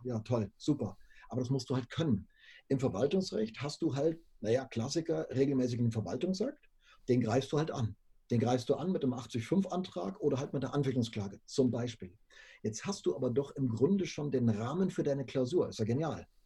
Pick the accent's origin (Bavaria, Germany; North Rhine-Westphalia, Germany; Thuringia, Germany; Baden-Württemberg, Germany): Bavaria, Germany; Würzburg; also born or lived in Munich; bin zum Referendariat wieder nach äh, Würzburg zurück, ähm, bin also meiner Heimat treu geblieben, unter Franken